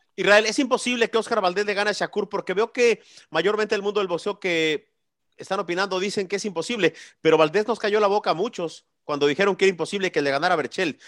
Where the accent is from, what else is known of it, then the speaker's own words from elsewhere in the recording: Mexico; yo soy más mexicano que el pinche Chile